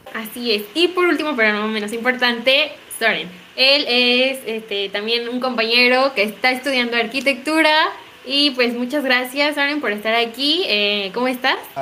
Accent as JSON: {"language": "Spanish", "country": "Mexico", "said": "aquí en México"}